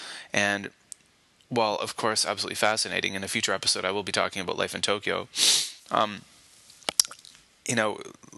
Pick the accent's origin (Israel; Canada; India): Canada; now in Kobe, Japan; And again, you know, I come from Canada, and I grew up in a very snowy region, and I had a lot of experience driving in snow